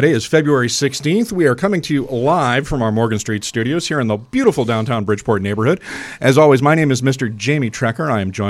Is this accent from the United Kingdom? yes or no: yes; United Kingdom; moved away; I grew up in Britain, and I come out of a very strong tradition